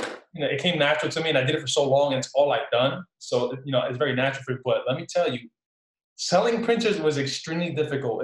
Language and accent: English; Newark, New Jersey, United States; I actually grew up in Newark, New Jersey, born and raised Newark, New Jersey.